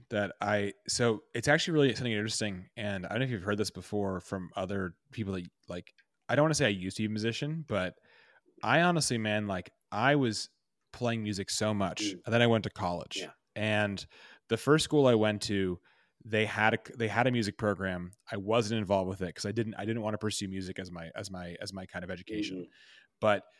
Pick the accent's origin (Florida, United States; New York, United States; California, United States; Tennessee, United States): New York, United States; which as a New Yorker like is you know, important, right?